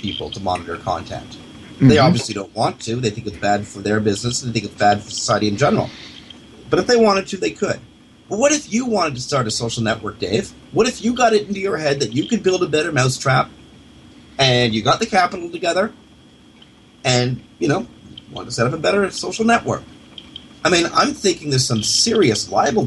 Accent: Canada; as a Canadian

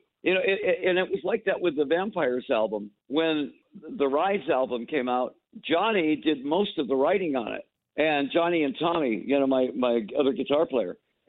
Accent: Detroit, Michigan, United States; I'm from the East Side. You know, I was born in East Detroit.

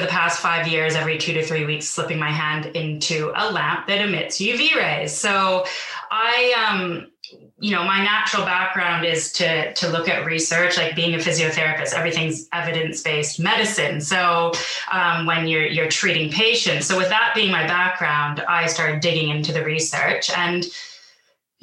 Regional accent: Vancouver, British Columbia, Canada; moved away as an adult; now in London, United Kingdom; I'm not originally from the UK, so I'm originally from Vancouver, but I moved to London in 2012

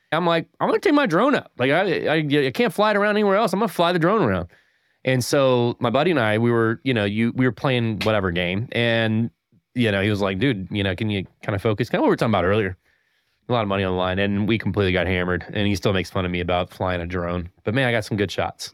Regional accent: Winston-Salem, North Carolina, United States; now in Tampa, United States; I'm from Winston-Salem

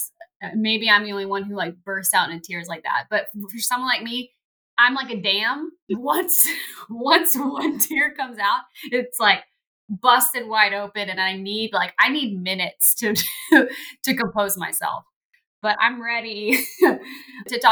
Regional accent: Texas, United States; moved away as an adult; also born or lived in Pittsburgh; all of us born and raised in Texas and family everywhere

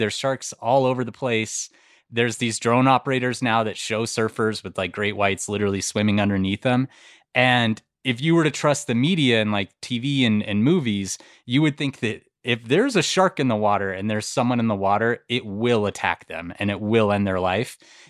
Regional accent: Montana, United States; We grew up there and it was like, it was such a cool place to grow up and there was always animals around.

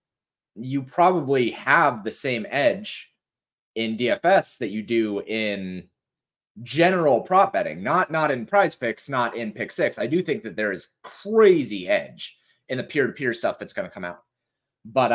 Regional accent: Colorado, United States; now in Tennessee, United States; I haven't seen snow since we moved from Colorado

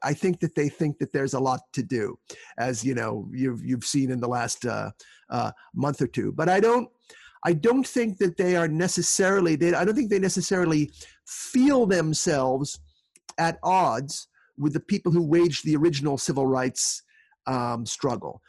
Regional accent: Northeast, United States; I grew up in the Northeast

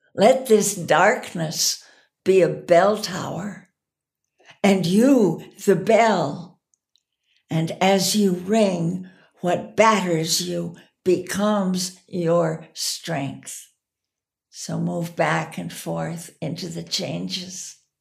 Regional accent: United States; as an American here in this country

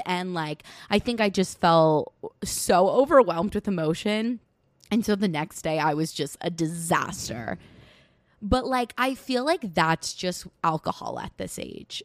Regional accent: Westchester, New York, United States

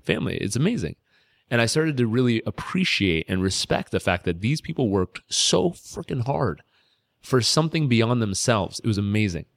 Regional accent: California, United States; moved away as an adult; I was a kid from California

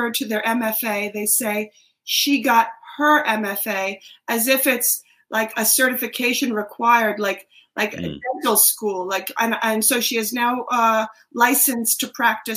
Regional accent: Dix Hills, New York, United States; The middle of the island, Dix Hills

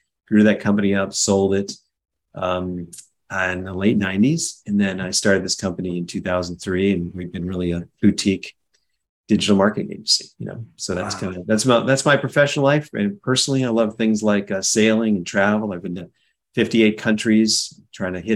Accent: Cleveland, Ohio, United States; also born or lived in Winnipeg, Canada; I grew up in Cleveland, Ohio

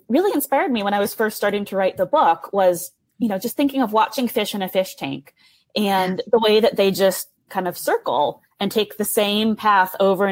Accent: Tacoma, Washington, United States; moved away as an adult; now in Chicago, United States; So I grew up in Tacoma, Washington

